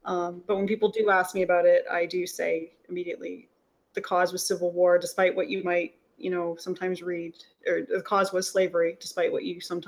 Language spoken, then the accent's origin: English; Canada; as a Canadian